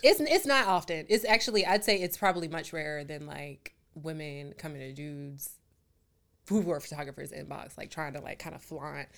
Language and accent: English; Raleigh, North Carolina, United States; I'm from Raleigh, North Carolina